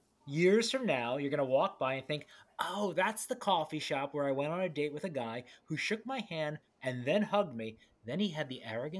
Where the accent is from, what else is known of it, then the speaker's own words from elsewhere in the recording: Iowa, United States; now in New York, United States; I'm from the Midwest. We do not have a lot of fancy coffee places out there.